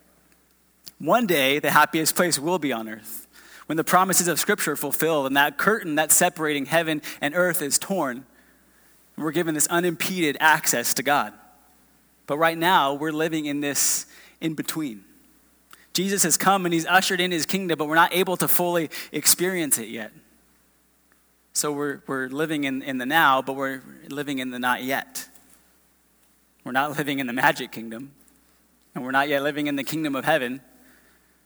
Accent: a few miles from Disneyland, Southern California, United States; moved away as an adult; now in Round Rock, United States; We're not from Texas originally. We're from Southern California.

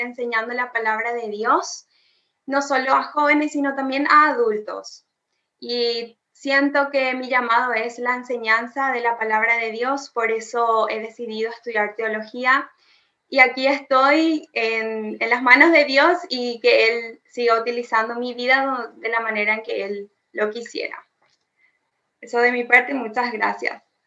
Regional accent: Paraguay; de Paraguay

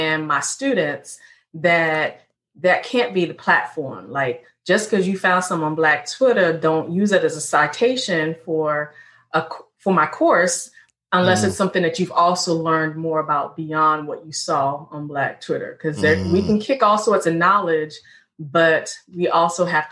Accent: Richmond, Virginia, United States; I'm an African Black woman born and raised in Richmond, VA, Second Capital Confederacy

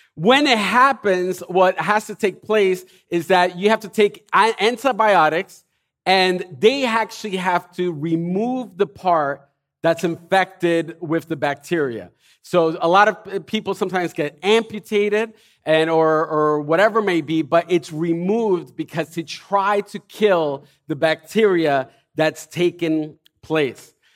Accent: Elizabeth, New Jersey, United States; I was born and raised in Elizabeth

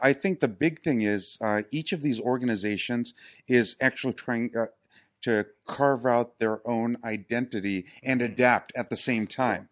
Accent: New York City, New York, United States; I'm from New York City, so I'm the native

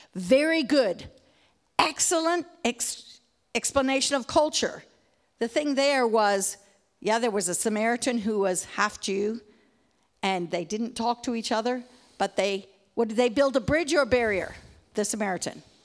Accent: Papua New Guinea; moved away; We grew up in Papua New Guinea

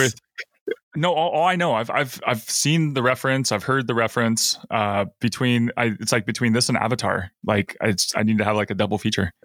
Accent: Alaska, United States; growing up in Alaska

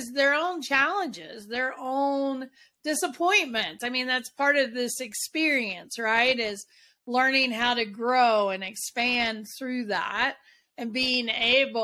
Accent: the South, United States; I'm from the South

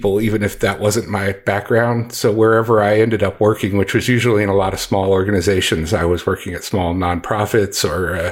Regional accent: DC suburbs, Maryland, United States; moved away as an adult; also born or lived in Texas; now in Dallas-Fort Worth, United States; I grew up in Maryland in the DC suburbs

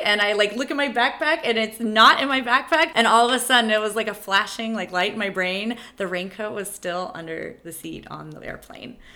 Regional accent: Texas, United States; I had been growing up in Texas

